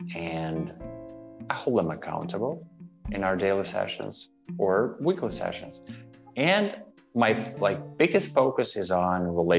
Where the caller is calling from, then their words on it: Toronto, Ontario, Canada; I'm hailing from Toronto, Ontario, Canada.